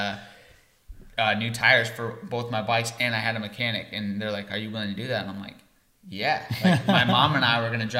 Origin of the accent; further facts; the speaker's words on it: Iowa, United States; moved away; I'm from Iowa